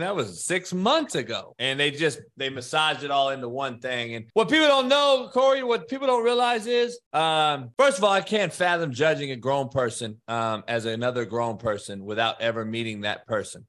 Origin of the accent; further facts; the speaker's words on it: Compton, California, United States; only white guy growing up in Compton in the eighties